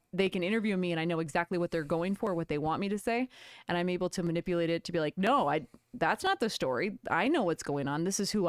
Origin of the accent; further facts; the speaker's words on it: California, United States; That was my name because Callie was taken and I'm from California.